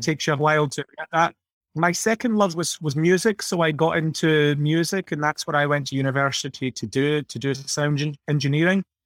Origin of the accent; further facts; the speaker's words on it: Scotland, United Kingdom; speaking as, as Scottish people